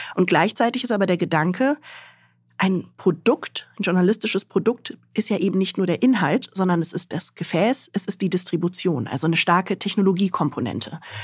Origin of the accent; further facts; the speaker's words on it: Göttingen, Lower Saxony, Germany; moved away as an adult; also born or lived in Khartoum, Sudan / Mainz; Also ich bin in Göttingen aufgewachsen, bin da zur Schule gegangen, habe dort Abitur gemacht